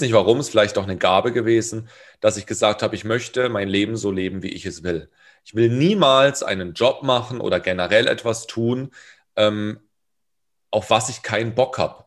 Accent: Karlsruhe, Baden-Württemberg, Germany; Hip-Hop in Durlach, da wo ich herkomme

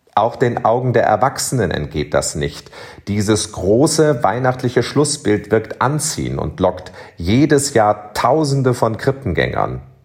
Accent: Cologne, North Rhine-Westphalia, Germany; moved away as an adult; now in Bonn, Germany; mein Kölner Herz höher schlagen lässt. Wie oft habe ich in Kinder- und Jugendjahren zuerst als Domchorknabe und später als Domessdiener am Dreikönigsfest vor dem Schrein

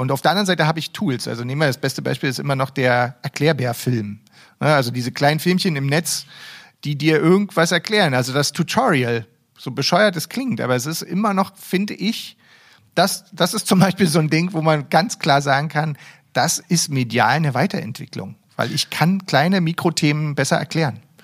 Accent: Berlin, Germany; ich als Berliner

